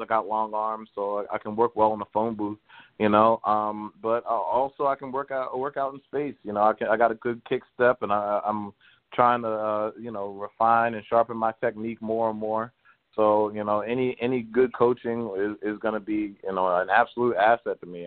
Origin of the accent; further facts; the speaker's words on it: Baltimore, Maryland, United States; growing up in Baltimore